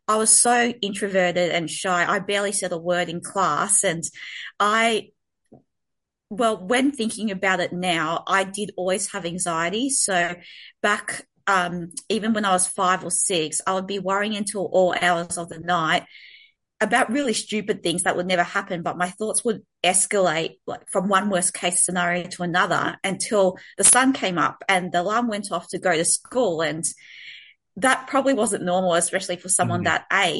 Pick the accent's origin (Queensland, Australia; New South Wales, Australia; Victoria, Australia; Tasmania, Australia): Victoria, Australia; Melbourne; I'm from Melbourne, Australia